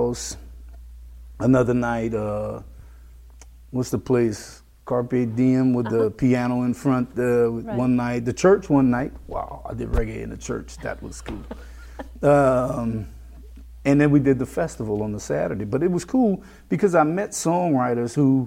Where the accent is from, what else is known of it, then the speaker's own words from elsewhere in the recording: Lafayette, Louisiana, United States; When we grew up here in Lafayette